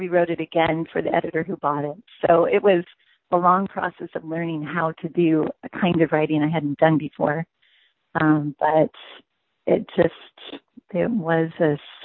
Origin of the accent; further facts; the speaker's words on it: United States; also born or lived in France; I'm an American